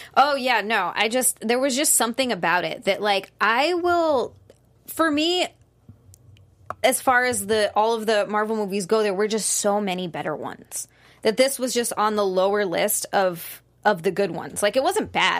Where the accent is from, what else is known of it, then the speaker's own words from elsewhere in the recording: Hawaii, United States; I'm from Hawaii. I used to live in a bikini